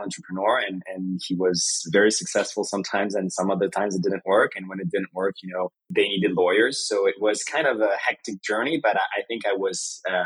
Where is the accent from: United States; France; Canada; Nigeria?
France; I was born in France, you know, 85. Life was great. My father was an entrepreneur. My mother was American. Grew up like any kid in France